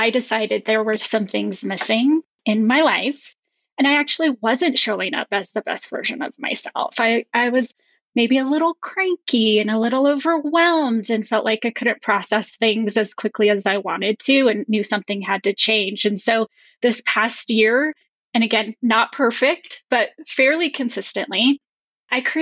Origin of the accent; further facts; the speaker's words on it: New Mexico, United States; now in Colorado, United States; I grew up in New Mexico and now I live in Colorado with my husband